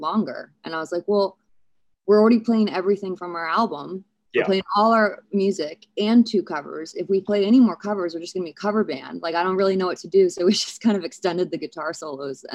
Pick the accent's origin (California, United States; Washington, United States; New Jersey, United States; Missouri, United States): Missouri, United States; St. Louis; I was born in St. Louis